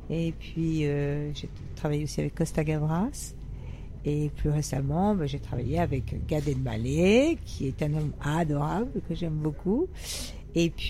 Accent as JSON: {"language": "French", "town": "Paris", "region": "Île-de-France", "country": "France", "tie": "born or raised there", "also_born_or_lived": "Italy / Nice / Cannes", "said": "Ah, alors j'ai un parcours euh, un peu atypique. J'étais à Paris, et puis je suis allée à une période en Italie, parce que j'ai un père qui est italien, donc j'ai été chez les grands-tantes. Ensuite, je suis, euh, j'étais pensionnaire à Nice, à Cannes."}